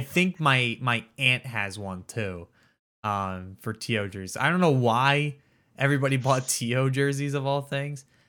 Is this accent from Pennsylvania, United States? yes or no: yes; Philadelphia, Pennsylvania, United States; I'm from Philly